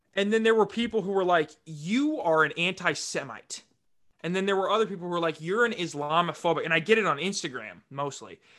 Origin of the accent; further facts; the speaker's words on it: Rapid City, South Dakota, United States; in South Dakota, like, I grew up in Rapid City.